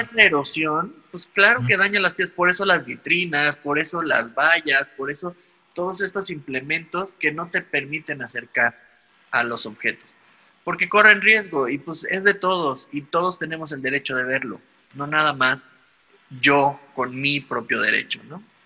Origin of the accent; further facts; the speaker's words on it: Mexico; nosotros como mexicanos